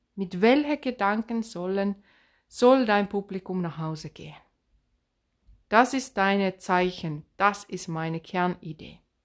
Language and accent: German; Finland; accent: Finnish; Swabian dialect; German is a second language; also born or lived in Swabia; now in Germany; ich bin ursprünglich aus Finnland, deswegen dieser komische Akzent. Ich habe mein Deutsch mit Schwaben gelernt, deswegen dieser komische Dialekt